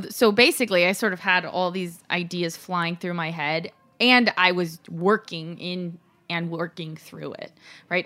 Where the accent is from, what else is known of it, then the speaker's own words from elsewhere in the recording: Los Angeles, California, United States; also born or lived in Mexico; I grew up in L